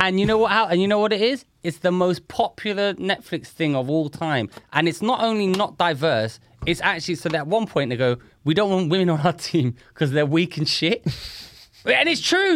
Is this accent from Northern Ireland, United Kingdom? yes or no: no; London, United Kingdom; I grew up in London